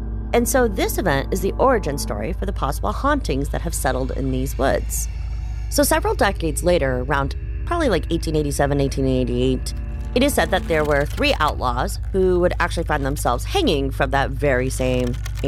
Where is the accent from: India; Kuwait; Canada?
Kuwait; Kuwait City; now in Vermont, United States; I was born in Kuwait City. My dad, who's Egyptian, was teaching there. And so my mom, who is American and came from Oklahoma, actually, they moved there. So most of my childhood, I actually lived there.